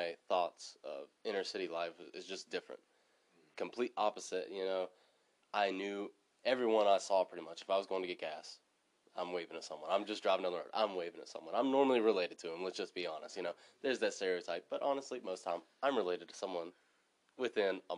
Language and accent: English; Monroe County, West Virginia, United States; my hometown, Monroe County, somewhere very rural